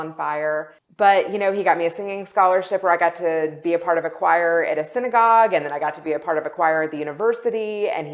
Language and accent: English; Kentucky, United States; moved away as an adult; also born or lived in West Virginia / Chicago / Los Angeles; I grew up in Kentucky. I lived there my entire childhood